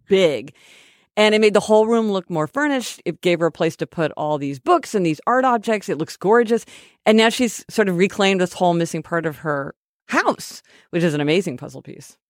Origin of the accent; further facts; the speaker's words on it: Kansas City, Missouri, United States; We're from Kansas City, Missouri